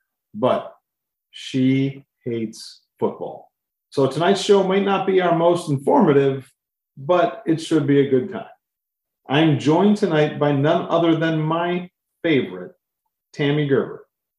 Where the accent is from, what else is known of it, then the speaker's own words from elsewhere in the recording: Cleveland, Ohio, United States; Growing up in Cleveland